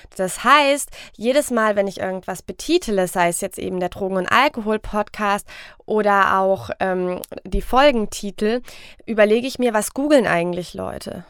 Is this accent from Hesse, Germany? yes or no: yes; Frankfurt am Main, Hesse, Germany; Ich komme aus Frankfurt